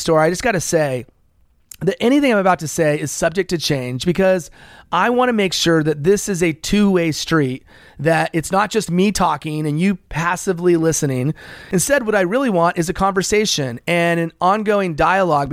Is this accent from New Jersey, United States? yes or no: no; Los Angeles, California, United States; also born or lived in American Samoa; I moved to California, which is where I've spent the majority of my life, in Los Angeles